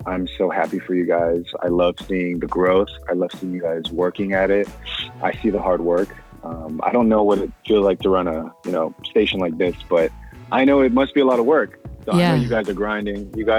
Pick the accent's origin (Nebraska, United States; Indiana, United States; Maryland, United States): Maryland, United States; moved away as an adult; now in Atlanta, United States; because I'm born and raised in Maryland, but mm-hmm. moved to Atlanta about 4 years ago. So in Maryland, I grew up in a mostly Hispanic and Black neighborhood.